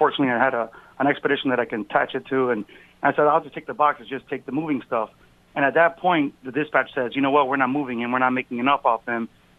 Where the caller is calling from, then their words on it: Glastonbury, Connecticut, United States; also born or lived in Florida / New Jersey; Glastonbury, Connecticut.